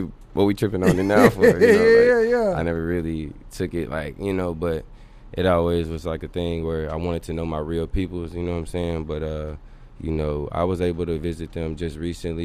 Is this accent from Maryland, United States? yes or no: no; Dallas, Texas, United States; also born or lived in Tucson, Arizona; From here, from Dallas